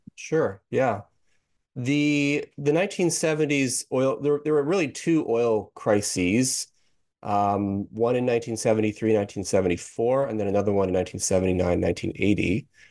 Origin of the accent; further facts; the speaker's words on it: Canada; I'm actually from Canada, I'm not an American